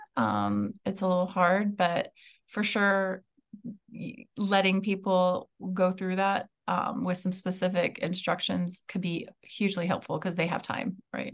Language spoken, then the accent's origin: English; West Coast, United States; moved away; also born or lived in Maryland; I grew up on the West Coast